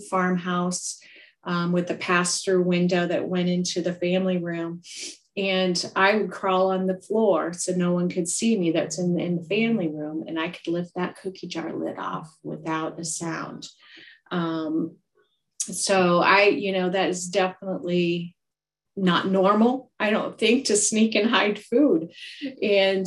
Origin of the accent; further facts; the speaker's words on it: Iowa, United States; I was born and raised here in Iowa, still in Iowa today.